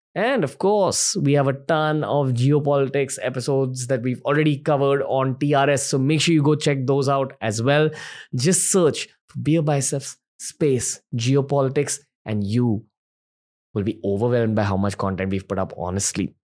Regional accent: India; I'm Indian

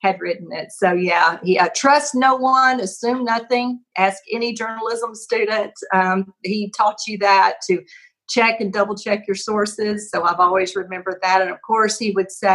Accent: Pine Bluff, Arkansas, United States; I came from Pine Bluff High School

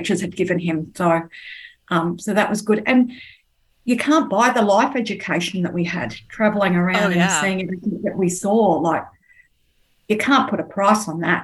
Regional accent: Sydney, New South Wales, Australia; moved away as an adult; now in Melbourne, Australia; I was born in Sydney

